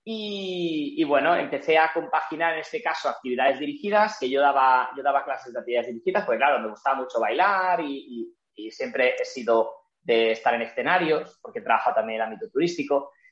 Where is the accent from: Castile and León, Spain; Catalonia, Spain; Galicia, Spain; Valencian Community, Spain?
Catalonia, Spain; Barcelona; em, soy de Barcelona, tengo 31 años